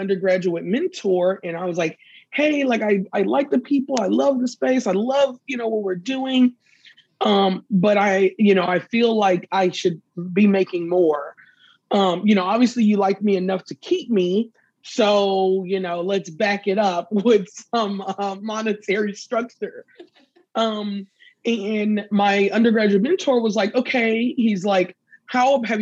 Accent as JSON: {"language": "English", "region": "the South", "country": "United States", "tie": "born or raised there", "said": "I grew up in the South"}